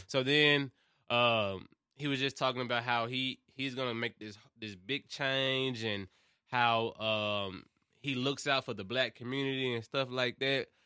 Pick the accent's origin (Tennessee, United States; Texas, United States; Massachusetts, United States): Tennessee, United States; Memphis; moved away as an adult; now in Murfreesboro, United States; I've only been living here for, like, four or five years. I'm from Memphis